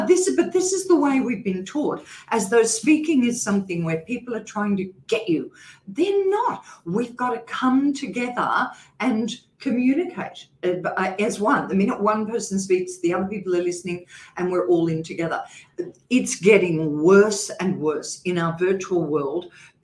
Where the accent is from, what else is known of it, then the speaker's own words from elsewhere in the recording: Queensland, Australia; accent: Queensland; Well, I used to speak really high, and I'm a Queenslander as well, so I had a Queensland accent, really high Queensland accent.